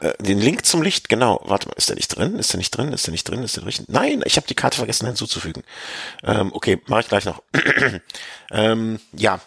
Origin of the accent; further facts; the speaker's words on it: Rhineland, Germany; als Rheinländer